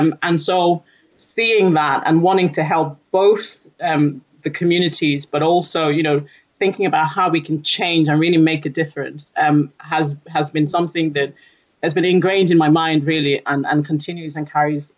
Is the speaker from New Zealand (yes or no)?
no; Nigeria; also born or lived in United Kingdom; So I'm originally from Nigeria. I've lived approximately half of my life in the UK, half of my life in Nigeria